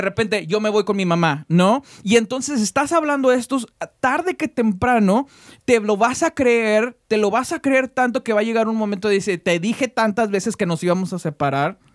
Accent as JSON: {"language": "Spanish", "country": "Mexico", "said": "nosotros somos mexicanos"}